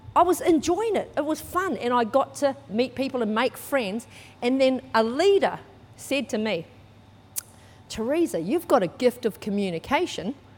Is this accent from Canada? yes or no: no; New Zealand; moved away; I was brought up in New Zealand. You might be able to tell by my accent